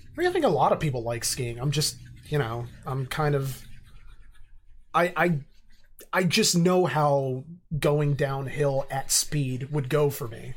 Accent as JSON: {"language": "English", "town": "Reading", "region": "Pennsylvania", "country": "United States", "tie": "born or raised there", "said": "I love my hometown, I do, but I'm under no pretensions that it's actually this great place. Um, and, you know, 'cause obviously I grew up there"}